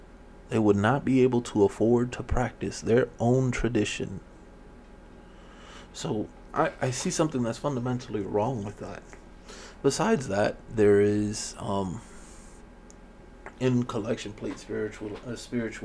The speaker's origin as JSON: {"language": "English", "town": "Miami", "region": "Florida", "country": "United States", "tie": "born or raised there", "said": "growing up in Miami, you know, in the 80s"}